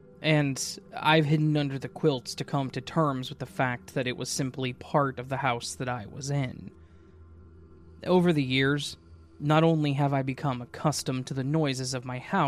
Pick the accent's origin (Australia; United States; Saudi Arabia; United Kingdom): United Kingdom; England; I'm English, and I live in an old Victorian terrace house.